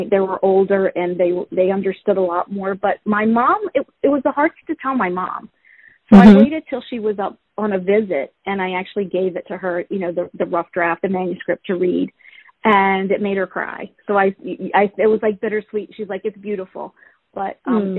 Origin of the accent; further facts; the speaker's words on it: Virginia, United States; moved away; Virginia, which was my hometown